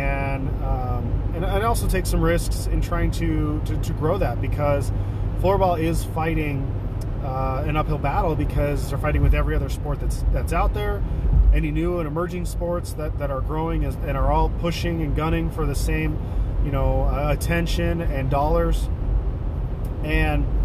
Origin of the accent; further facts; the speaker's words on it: Washington, United States; also born or lived in Ohio / Olympia, Washington; I love living here. I've lived here 98% of my life